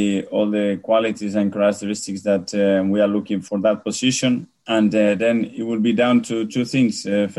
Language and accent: English; San Sebastián, Basque Country, Spain; moved away as an adult; now in London, United Kingdom; He played for Real Sociedad, which is my hometown